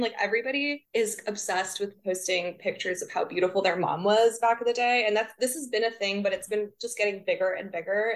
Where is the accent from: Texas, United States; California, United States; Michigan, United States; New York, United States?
Texas, United States; Corpus Christi; it's my hometown.